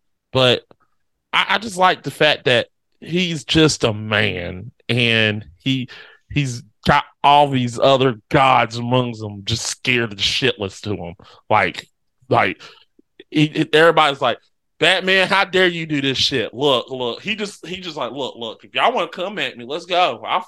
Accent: Sunnyside, California, United States; I'm actually from Sunnyside, California. I'm a white dude that loves the beach.

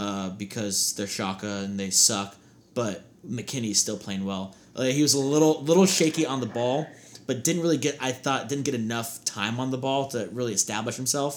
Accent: United States; us being American, big American fans

